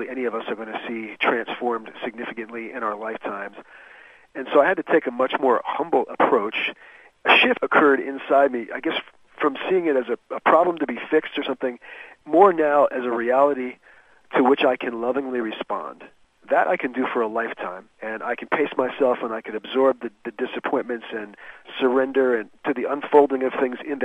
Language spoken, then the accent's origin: English; New Jersey, United States; I grew up in New Jersey